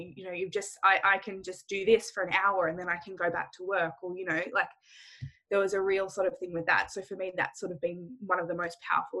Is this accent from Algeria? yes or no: no; Australia; There's no ASHA CEUs because I'm Australian